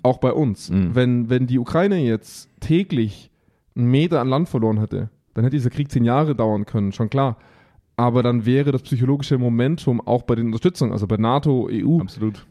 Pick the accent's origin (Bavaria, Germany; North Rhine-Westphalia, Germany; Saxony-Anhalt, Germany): Bavaria, Germany; Augsburg; bei uns in Augsburg